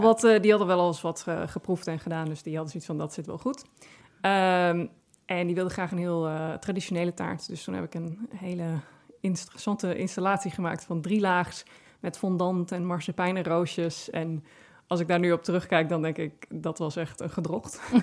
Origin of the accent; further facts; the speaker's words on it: Friesland, Netherlands; ik kom uit Friesland. En in Friesland hadden wij heel veel appelbomen in de tuin staan